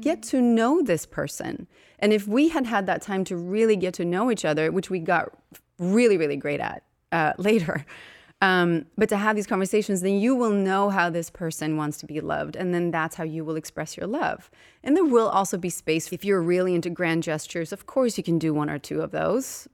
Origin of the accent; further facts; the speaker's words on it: Uppsala, Uppsala County, Sweden; moved away as an adult; now in United States; I'm from Sweden